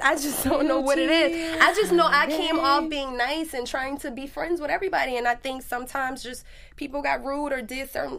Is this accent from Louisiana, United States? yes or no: yes; New Orleans, Louisiana, United States; I'm from New Orleans